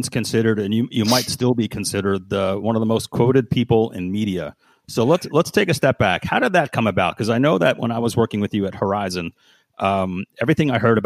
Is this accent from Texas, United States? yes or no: no; Bethel, Connecticut, United States; also born or lived in Danbury, Connecticut; I grew up in Danbury. I mean, I lived in Bethel, which is the next town over